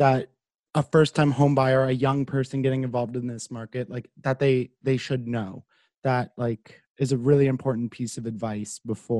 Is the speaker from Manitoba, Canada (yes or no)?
no; Carleton Place, Ontario, Canada; So I'm from Carlton Place, which is not too far from here